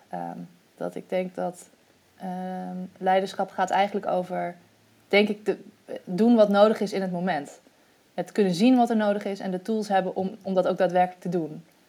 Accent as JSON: {"language": "Dutch", "country": "Netherlands", "also_born_or_lived": "Egypt", "moved": "as an adult"}